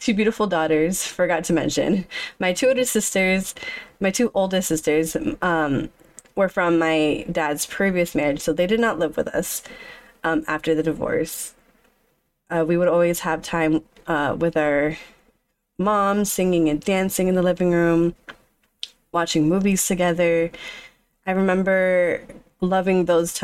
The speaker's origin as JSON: {"language": "English", "town": "Orlando", "region": "Florida", "country": "United States", "tie": "born or raised there", "said": "I was born May 1st in Orlando, Florida."}